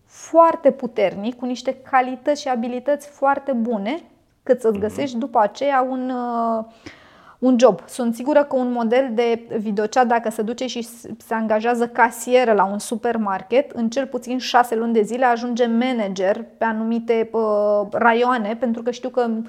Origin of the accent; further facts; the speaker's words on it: Bucharest, Romania; sunt din România, București